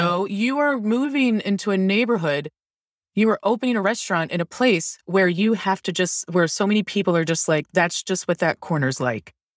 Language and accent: English; Towson, Maryland, United States; also born or lived in Lutherville, Maryland; I grew up in Baltimore County, north of Baltimore City, and in, like, Towson, Maryland, and Lutherville, Maryland